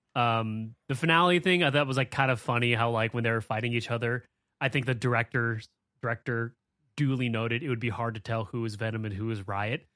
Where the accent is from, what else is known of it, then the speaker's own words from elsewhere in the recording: San Francisco, California, United States; I'm from San Francisco